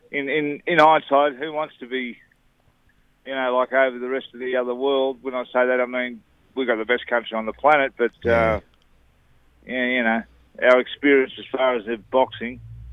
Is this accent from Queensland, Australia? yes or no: no; South Grafton, New South Wales, Australia; where I grew up in South Grafton